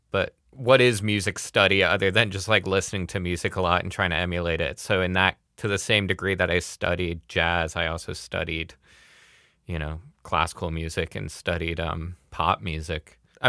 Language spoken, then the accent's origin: English; Midwest, United States; I'm from the Midwest as a white guy, like upper middle class.